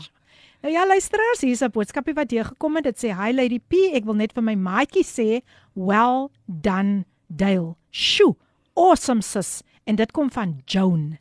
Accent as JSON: {"language": "Afrikaans", "town": "Somerset West", "region": "Western Cape", "country": "South Africa", "tie": "born or raised there", "said": "Ek is gebore in Somersetwes"}